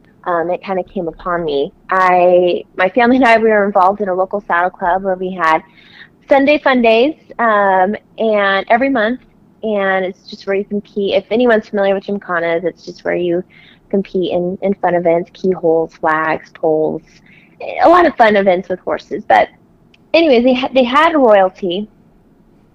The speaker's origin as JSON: {"language": "English", "town": "Platteville", "region": "Colorado", "country": "United States", "tie": "born or raised there", "said": "I'm from Colorado, being Miss Rodeo Colorado. I grew up in a farming community, primarily in a town called Platteville"}